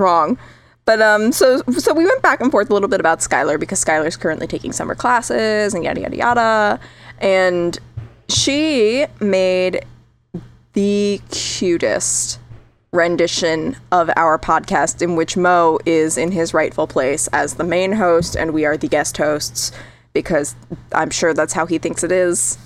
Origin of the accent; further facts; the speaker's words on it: Connecticut, United States; also born or lived in Southern California; now in California, United States; Connecticut, my home state